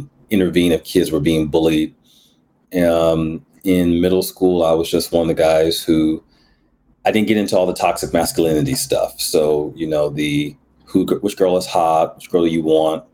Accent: Milwaukee, Wisconsin, United States; also born or lived in New Jersey; I grew up in Milwaukee, otherwise known as the Mill, the 414, MKE, Bruce City

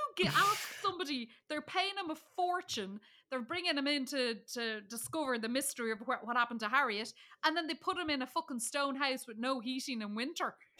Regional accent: Dublin, Leinster, Ireland; I'm from Dublin. There was Port Marnock Beach. There was Howth. I could see, um, Ireland's Eye. I could see the cliffs of Howth, like, all from where I come from. And so I was like, "Oh, look, there's my home."

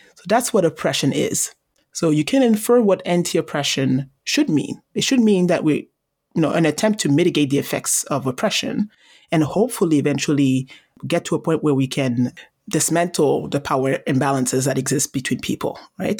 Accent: Montreal, Quebec, Canada; I was born and raised in Montreal

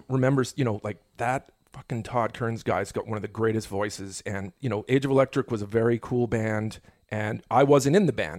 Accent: the Prairies, Canada; now in Las Vegas, United States; but I always had a certain connection to all my friends growing up in Canada, specifically in the prairies where we were all from.

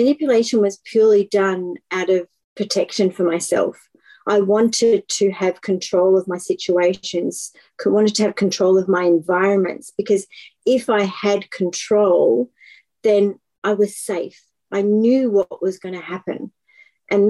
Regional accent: Melbourne, Victoria, Australia; I am from Melbourne in Australia

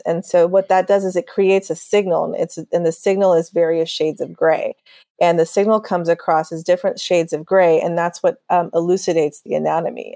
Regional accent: Texas, United States; also born or lived in overseas; I was born overseas, but I grew up in Texas, so I consider myself a Texan

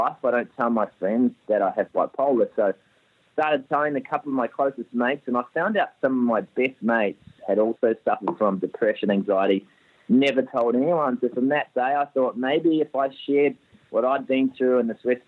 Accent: New Zealand; accent: Kiwi; moved away as an adult; now in Australia; I grew up playing footy in New Zealand

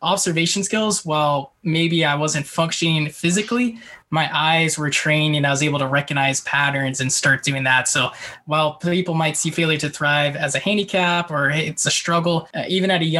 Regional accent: Bay Area, California, United States; now in San Diego, United States; I grew up in the Bay Area

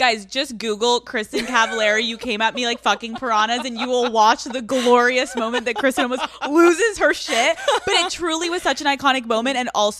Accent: Northeast, United States; I'm so from the Northeast.

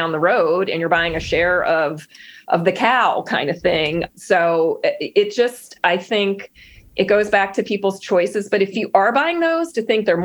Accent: Pennsylvania, United States; I'm from Pennsylvania, and it's the mushroom capital of the world is like 20 minutes for me

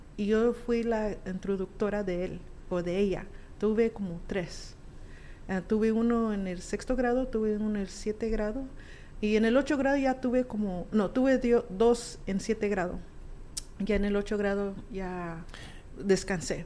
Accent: Alamosa, Colorado, United States; now in Chattanooga, United States; puedo decir origen de donde yo nací, que de Alamosa, Colorado.

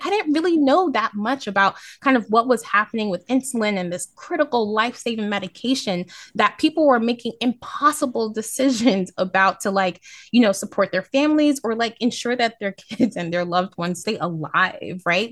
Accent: New York City, New York, United States; as a New Yorker

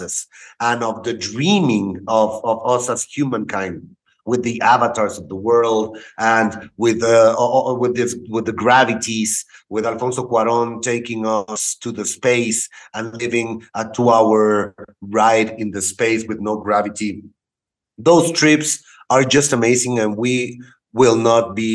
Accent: Cuernavaca, Morelos, Mexico; also born or lived in Houston, Texas / Querétaro / Monterrey; I was born in Houston, Texas, and I came back to Mexico when I was 3 years old. I studied in the city of Cuernavaca

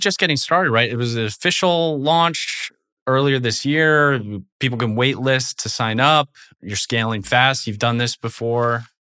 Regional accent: Portland, Oregon, United States; I grew up in Portland, Oregon

